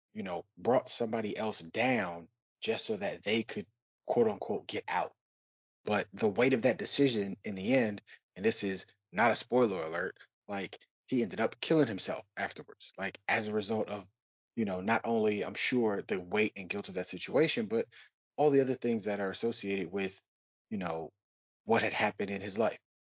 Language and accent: English; Detroit, Michigan, United States; now in Philadelphia, United States; being from Detroit and living in Philadelphia, I'm not from Philly